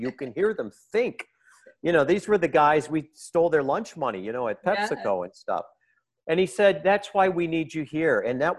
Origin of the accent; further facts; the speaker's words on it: United States; I'm very American this way.